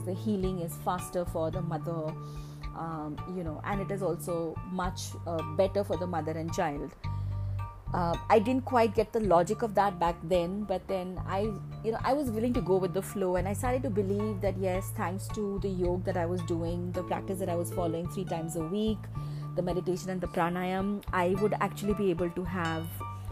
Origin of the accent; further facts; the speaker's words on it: Kerala, India; moved away; my hometown where my mother lived, in Kerala